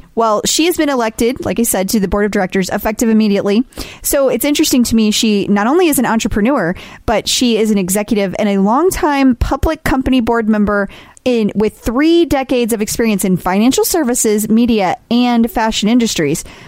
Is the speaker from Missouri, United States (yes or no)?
yes; St. Louis, Missouri, United States